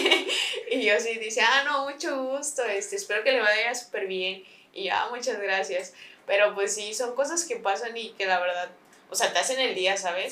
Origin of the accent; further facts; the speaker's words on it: San Luis Potosí, Mexico; donde vivo, de donde soy